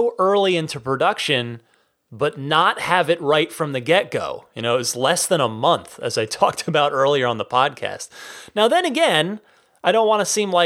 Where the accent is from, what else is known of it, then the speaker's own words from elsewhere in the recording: New Jersey, United States; my home state of New Jersey